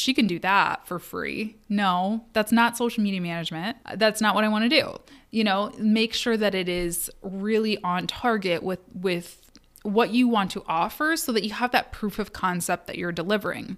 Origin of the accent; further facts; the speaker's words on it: Kalamazoo, Michigan, United States; Kalamazoo, which was my hometown, is my hometown